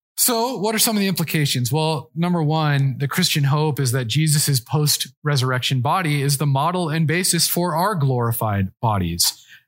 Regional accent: Colorado, United States; I'm from Colorado

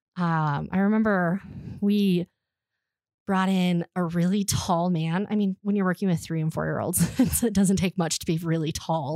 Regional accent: Colorado, United States; also born or lived in Alaska; I grew up in Colorado

